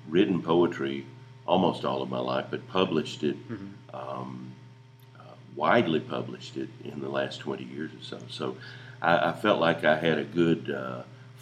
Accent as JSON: {"language": "English", "town": "Jonesboro", "region": "Georgia", "country": "United States", "tie": "born or raised there", "said": "I grew up in Jonesboro, Georgia, and went to Jonesboro High School"}